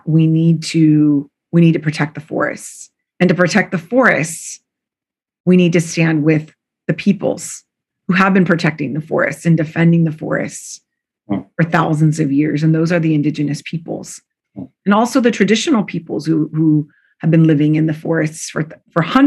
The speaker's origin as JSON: {"language": "English", "region": "Southern California", "country": "United States", "tie": "born or raised there", "also_born_or_lived": "Mexico (family)", "lives_now": "San Francisco Bay Area, United States", "said": "I grew up in Southern California"}